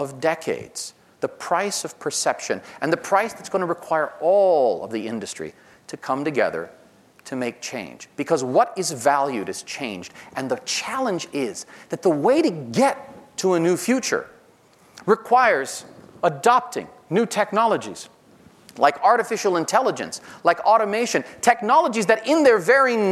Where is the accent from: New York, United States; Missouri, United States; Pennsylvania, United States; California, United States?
New York, United States; New York, my home state